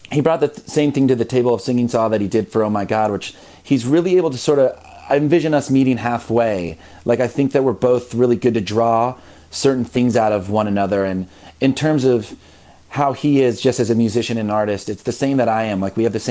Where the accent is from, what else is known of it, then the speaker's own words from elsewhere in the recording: Midwest, United States; I grew up in the Midwest where religion is sort of everywhere